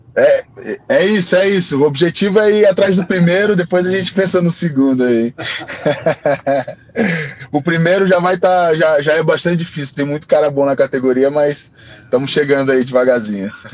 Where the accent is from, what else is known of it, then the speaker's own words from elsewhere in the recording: Brazil; a gente é brasileiro